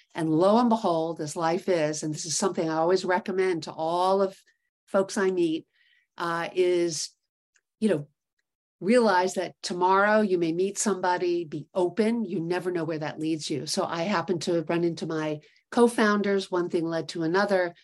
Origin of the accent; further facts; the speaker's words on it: New York City, New York, United States; also born or lived in Connecticut; growing up in New York City